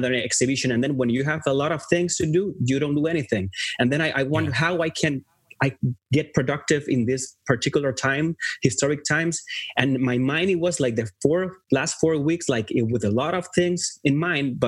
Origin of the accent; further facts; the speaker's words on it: Puerto Rico; moved away as an adult; now in Los Angeles, United States; I was born and raised in Puerto Rico all my life. And then in my 30s, then I moved